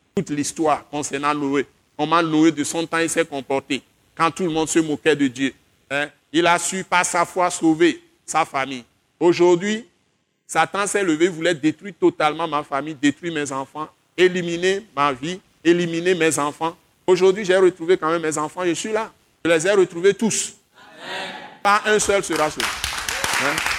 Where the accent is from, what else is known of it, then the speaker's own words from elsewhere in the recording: Accra, Greater Accra, Ghana; now in Togo; Accra, c'est là où j'ai grandi. Quand j'étais petit, c'est à Accra que j'ai commencé mes études, avant de venir ici